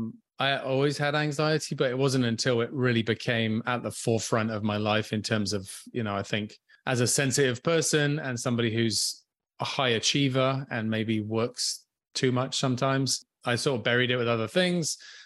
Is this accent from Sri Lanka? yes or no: no; England, United Kingdom; moved away as an adult; now in Canada; I'm currently tuning in from Vancouver Island, but I grew up on a different island in the Atlantic. I grew up in England, in the UK. So yeah, some point in my mid to late 20s, I moved to Canada